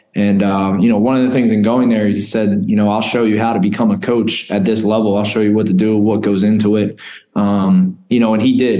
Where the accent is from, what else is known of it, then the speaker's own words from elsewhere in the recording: Philadelphia, Pennsylvania, United States; moved away as an adult; now in Albany, United States; I'm a Philly guy. Um, been there all my life. I've only been out of Philadelphia twice